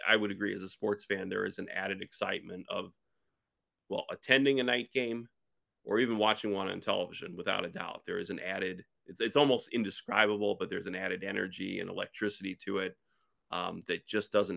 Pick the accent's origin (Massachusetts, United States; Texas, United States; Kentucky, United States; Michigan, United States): Michigan, United States; a par 3 course I grew up on up in Michigan